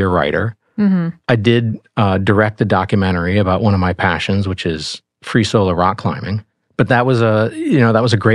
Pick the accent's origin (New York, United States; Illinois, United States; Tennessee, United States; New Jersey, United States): New York, United States; Rochester; moved away as an adult; now in Los Angeles, United States; I'm from Rochester, New York, the land of Eastman Kodak, where my dad was an electrochemist